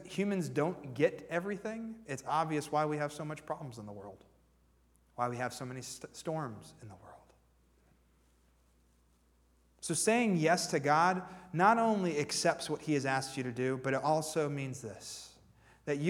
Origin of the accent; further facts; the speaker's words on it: Warren, Pennsylvania, United States; moved away as an adult; also born or lived in Nashville, Tennessee; I'm originally from Warren, Pennsylvania